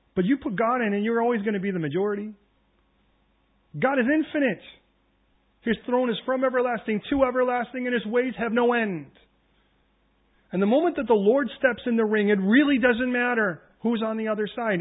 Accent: United States; I'm American

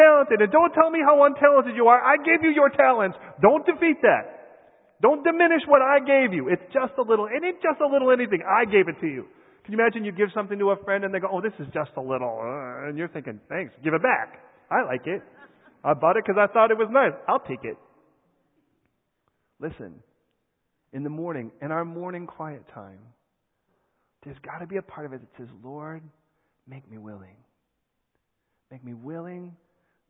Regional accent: United States; I am American

